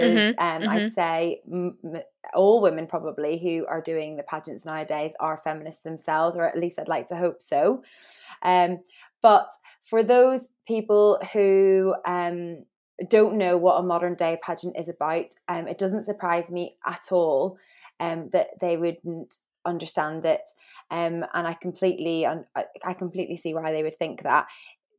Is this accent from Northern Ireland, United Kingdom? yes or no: yes; Northern Ireland, United Kingdom; moved away as an adult; now in England, United Kingdom; I grew up in Northern Ireland with two mums